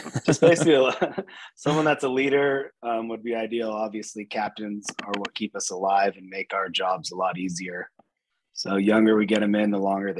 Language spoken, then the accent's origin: English; San Diego, California, United States; moved away as an adult; now in Louisville, United States; I'm originally from San Diego, moved out here in 2010 to get this going